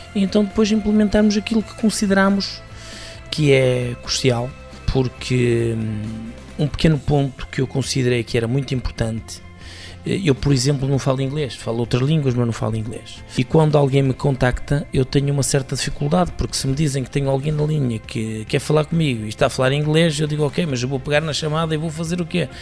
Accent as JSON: {"language": "Portuguese", "country": "Portugal", "said": "Nós somos portugueses"}